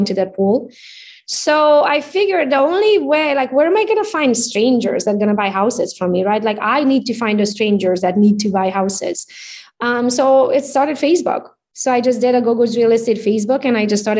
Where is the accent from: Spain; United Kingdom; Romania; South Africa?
Romania; English is a second language; moved away as an adult; now in Michigan, United States; So I came as an immigrant. You can hear it from my accent. I'm Hungarian by nationality. I was born in Romania, though, so I speak both languages